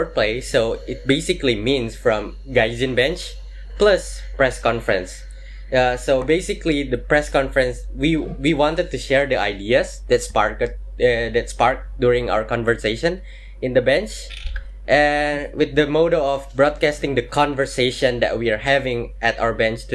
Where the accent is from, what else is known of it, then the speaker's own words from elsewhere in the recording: Makassar, South Sulawesi, Indonesia; also born or lived in Japan; now in Jakarta, Indonesia; I am from Indonesia. I'm from Makassar